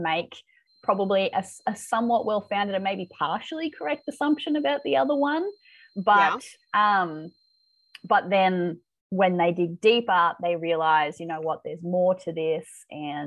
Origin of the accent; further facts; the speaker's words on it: Australia; accent: Aussie; my accent